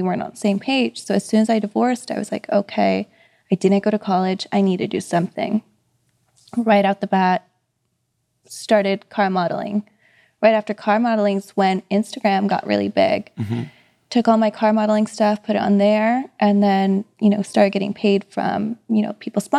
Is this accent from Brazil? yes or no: no; Philippines; I'm Filipino, you know what it is.